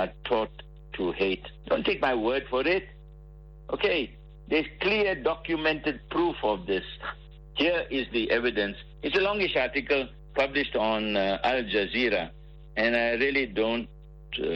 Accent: Port Shepstone, KwaZulu-Natal, South Africa; I was in my hometown, Port Shepstone

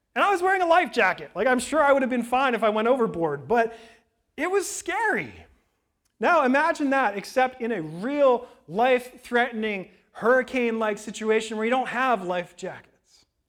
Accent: West Coast, United States; moved away as an adult; also born or lived in Florida; I grew up on the West Coast.

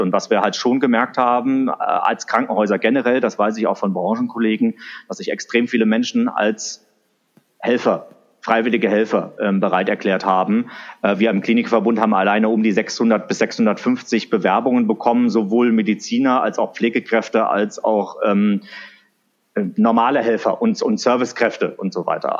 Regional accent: Wiesbaden, Hesse, Germany; also born or lived in Sindelfingen; now in Frankfurt, Germany; Also geboren und aufgewachsen bin ich in, in Wiesbaden, äh, die Hauptstadt von Hessen

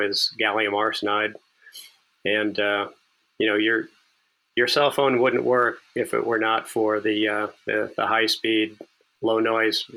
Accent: Minnesota, United States; moved away as an adult; also born or lived in Los Angeles, California / Spokane, Washington; where I grew up back in Minnesota

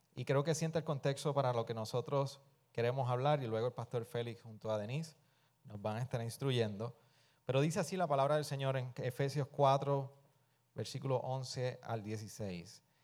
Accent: Puerto Rico; somos puertorriqueños

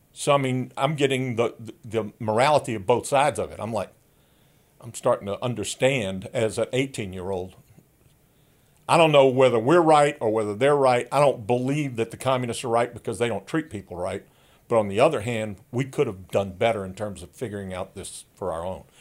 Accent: the Jim Crow South, United States; I grew up in in the Jim Crow South.

